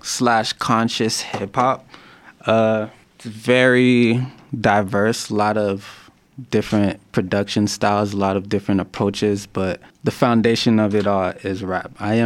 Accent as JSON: {"language": "English", "country": "Haiti", "said": "My parents are, I'm originally from Haiti. My parents are Haitian, they're Christian."}